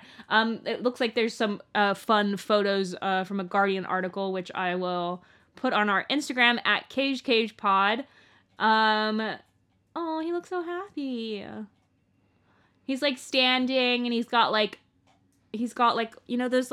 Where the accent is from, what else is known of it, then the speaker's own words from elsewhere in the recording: United States; now in England; I'm American